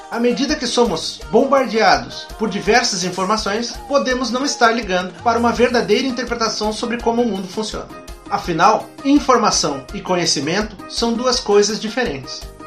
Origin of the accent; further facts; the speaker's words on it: Brazil; nós próprios, enquanto brasileiros